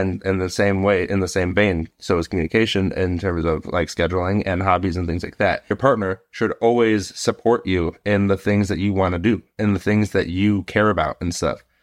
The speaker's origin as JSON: {"language": "English", "town": "Chicago", "region": "Illinois", "country": "United States", "said": "I'm from Chicago."}